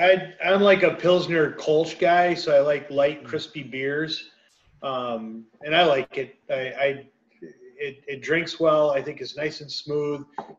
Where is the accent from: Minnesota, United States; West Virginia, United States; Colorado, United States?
Minnesota, United States; Maple Grove; we're all from Maple Grove.